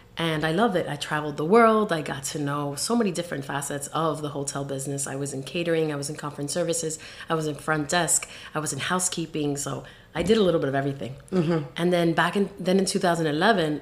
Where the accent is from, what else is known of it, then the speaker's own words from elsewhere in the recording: Hialeah, Florida, United States; moved away as an adult; now in New York, United States; I was born and raised in Miami, Florida, Hialeah to be exact, for those of you that know Miami. And then I moved to New York back in 2001